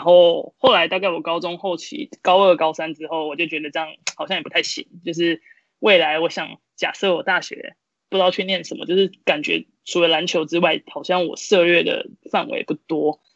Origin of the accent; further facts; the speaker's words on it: Kaohsiung, Taiwan; moved away as an adult; now in United States; 因为我是高雄人嘛， 然后我就去了就是高雄的人物， 他是其实也是国中女篮的一个传统的校队， 然后我就在那边接受训练三年